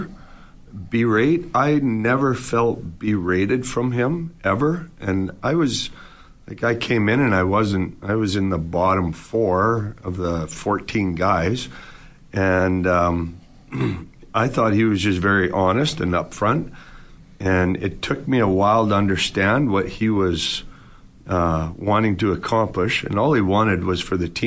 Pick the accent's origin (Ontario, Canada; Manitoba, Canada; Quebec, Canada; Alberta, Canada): Alberta, Canada; Edmonton; I came in from McNally High School, and I was a big shot in Edmonton High School basketball